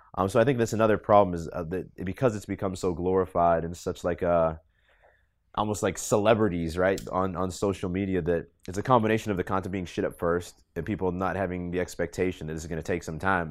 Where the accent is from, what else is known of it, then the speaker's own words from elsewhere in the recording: Boston, Massachusetts, United States; moved away as an adult; I grew up in Boston mainly